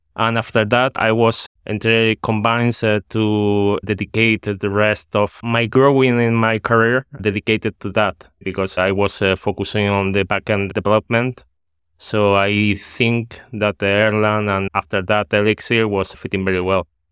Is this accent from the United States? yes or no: no; Spain; now in Netherlands; I'm from Spain, but at this moment I'm living in the Netherlands.